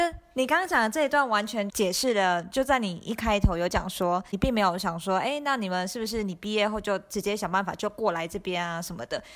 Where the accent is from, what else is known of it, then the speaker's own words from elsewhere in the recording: Taiwan; 我们都要台湾长大